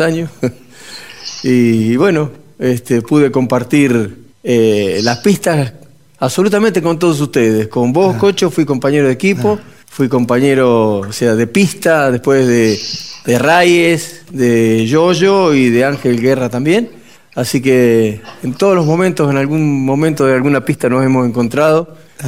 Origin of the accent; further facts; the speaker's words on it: Pigüé, Buenos Aires Province, Argentina; nací en Pigüé